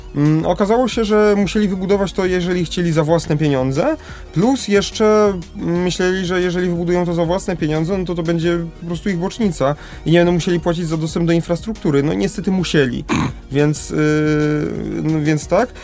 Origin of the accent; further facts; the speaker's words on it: Lesser Poland, Poland; u nas w Małopolsce